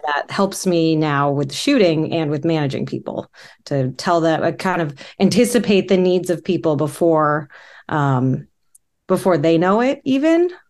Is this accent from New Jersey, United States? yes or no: no; Orange County, California, United States; moved away; I grew up in Orange County